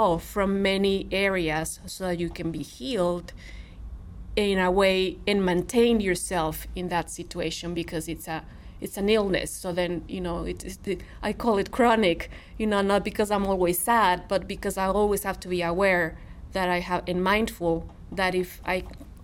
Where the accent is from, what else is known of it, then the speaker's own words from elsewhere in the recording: Monterrey, Nuevo León, Mexico; English is a second language; now in Missouri, United States; I'm from Monterrey, Mexico, a big city